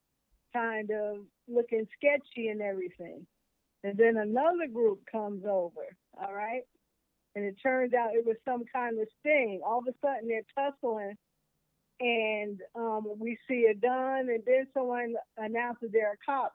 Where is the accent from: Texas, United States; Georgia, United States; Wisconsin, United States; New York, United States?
New York, United States; New York City; moved away as an adult; also born or lived in California; I was born in New York City, Lower East Side, what they call the East Village now, in Bellevue Hospital